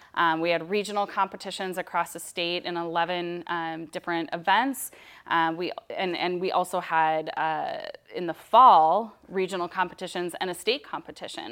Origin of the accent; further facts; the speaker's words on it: Minnesota, United States; moved away as an adult; now in Oregon, United States; I'm from Minnesota